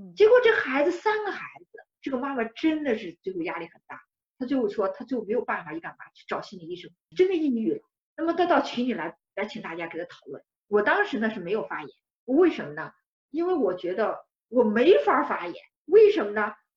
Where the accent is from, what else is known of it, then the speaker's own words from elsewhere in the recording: China; 我们中国人